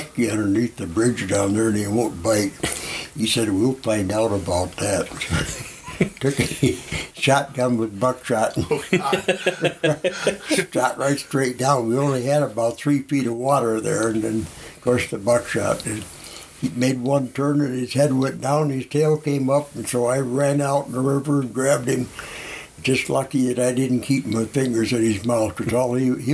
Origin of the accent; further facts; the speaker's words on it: Bruce, Wisconsin, United States; also born or lived in North Dakota / Ladysmith, Wisconsin; we moved to Bruce, the Beebe farm